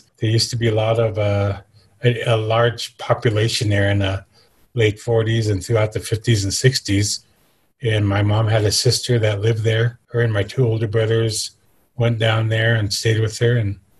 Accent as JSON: {"language": "English", "town": "Fort Washakie", "region": "Wyoming", "country": "United States", "tie": "born or raised there", "also_born_or_lived": "Oklahoma", "said": "I was raised in the Fort Washakie area of the reservation, the community that's closest to the mountains here in Wyoming. And, you know, went to school here at Fort Washakie. It only went up to eighth grade then. I spent some time in boarding school in Oklahoma."}